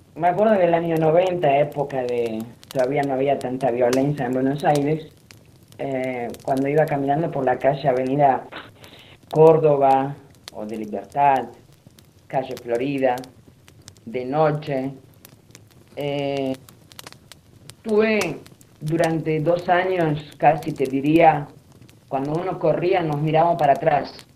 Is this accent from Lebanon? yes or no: yes; Lebanon; now in Argentina; nací en Líbano, del año 1960 por ahí